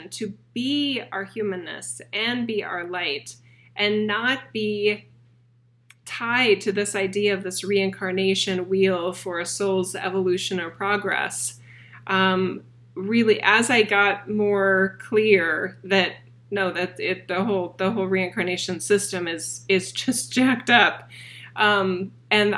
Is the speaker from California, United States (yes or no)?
no; Boise, Idaho, United States; my hometown of Boise, Idaho